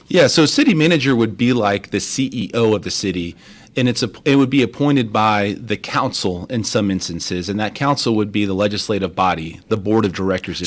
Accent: Crosby, Texas, United States; also born or lived in Baytown, Texas / Mexico; I grew up in Crosby, so I was born in Baytown, Texas

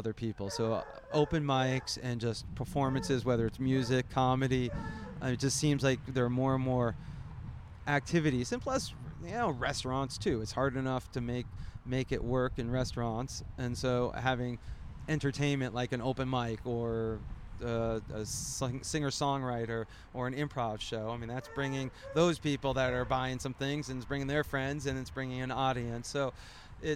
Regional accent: Tucson, Arizona, United States; moved away as an adult; also born or lived in Great Neck, Long Island, New York / Kansas City; now in San Luis Obispo, United States; moved to Tucson, Arizona when I was 6 and grew up a nice, simple Arizonian.

